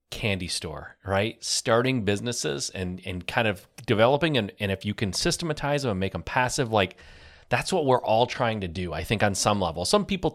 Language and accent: English; Michigan, United States; I grew up in Michigan